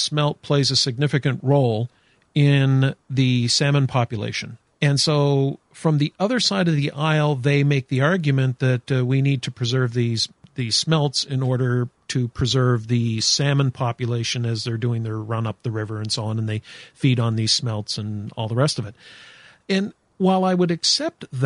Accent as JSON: {"language": "English", "country": "Canada", "said": "I'm from Canada"}